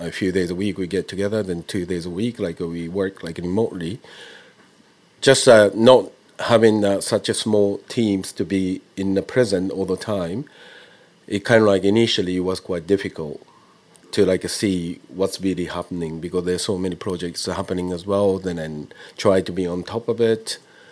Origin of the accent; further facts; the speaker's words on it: Japan; now in London, United Kingdom; I've been living abroad for quite a long time, but I was born and bred in Japan.